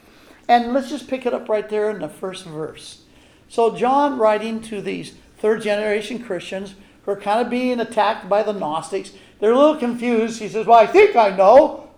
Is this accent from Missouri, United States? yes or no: yes; Missouri, United States; I don't believe in faith. I'm from Missouri. I got to see it.